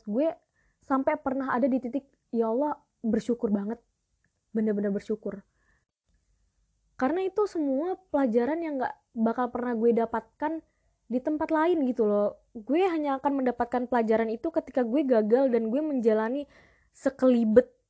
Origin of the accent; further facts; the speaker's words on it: Palopo, South Sulawesi, Indonesia; now in Jakarta, Indonesia; Itu logat kampung gue di Sulawesi.